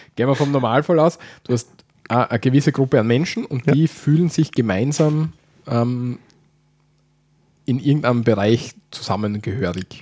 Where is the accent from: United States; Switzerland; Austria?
Austria; bei uns in Österreich